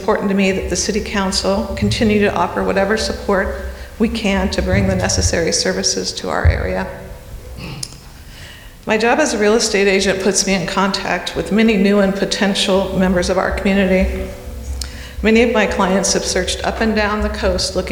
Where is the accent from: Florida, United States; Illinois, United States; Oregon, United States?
Oregon, United States; Brookings; This is my hometown, and I'm deeply invested in our community